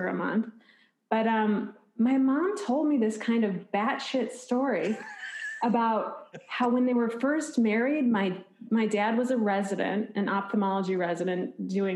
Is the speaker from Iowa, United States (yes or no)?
no; Bloomington, Illinois, United States; now in New York City, United States; I'm from Bloomington, Illinois, which is like directly between Chicago and St. Louis.